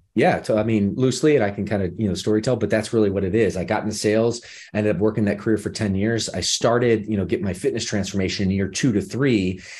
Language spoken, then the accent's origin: English; Midwest, United States; moved away as an adult; now in Los Angeles, United States; I come from the Midwest. I spent, you know, the first, uh, I guess the s, second decade of my life there